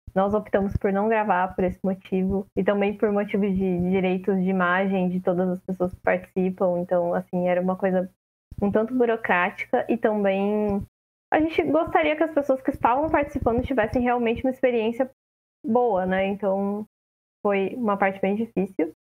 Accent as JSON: {"language": "Portuguese", "region": "interior of São Paulo", "country": "Brazil", "said": "eu sou do interior de São Paulo"}